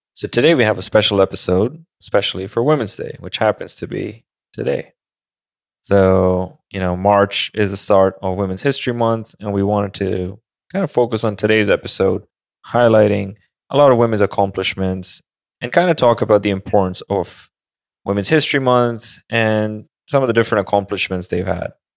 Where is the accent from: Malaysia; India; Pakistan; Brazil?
Pakistan; moved away; I grew up in Pakistan